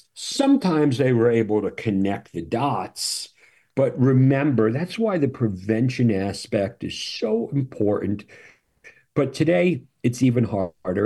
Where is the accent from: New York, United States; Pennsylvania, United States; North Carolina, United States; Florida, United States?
New York, United States; I'm from New York